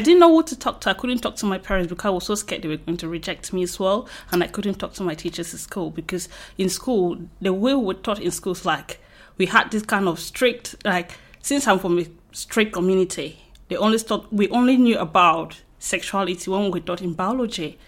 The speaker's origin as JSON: {"language": "English", "country": "Cameroon", "moved": "as an adult", "lives_now": "United Kingdom", "said": "from Cameroon"}